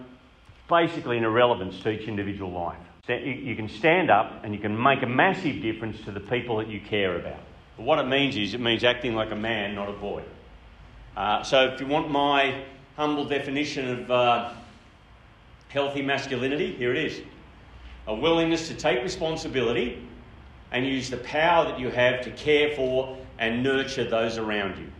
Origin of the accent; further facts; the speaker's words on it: Grafton, New South Wales, Australia; I grew up in Grafton. It's a beautiful town about an hour north of Coffs Harbour